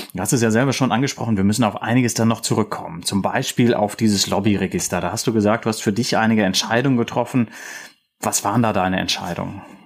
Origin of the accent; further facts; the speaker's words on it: Rhineland, Germany; ich komme aus dem Rheinland